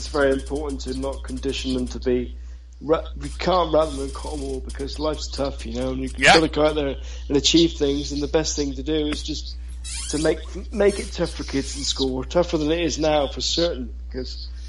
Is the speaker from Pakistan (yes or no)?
no; Chard, South West England, United Kingdom; my hometown of Chard in the county of Somerset in the West Country.